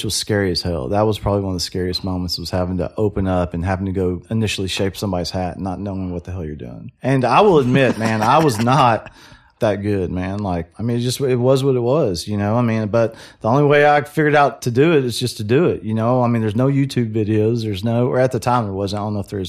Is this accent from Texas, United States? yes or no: yes; Waco, Texas, United States; I'm from Waco, born and raised, went to Midway High School